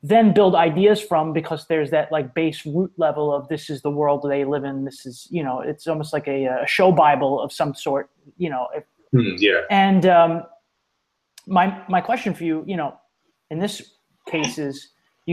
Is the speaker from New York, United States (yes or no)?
yes; New York City, New York, United States; I'm from New York City